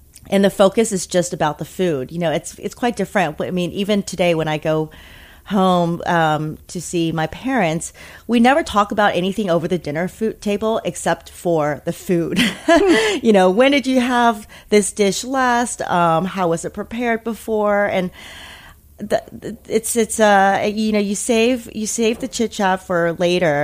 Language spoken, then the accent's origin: English; United States; also born or lived in Taiwan; I was born in Taiwan, and my family is still in Asia, but I grew up in America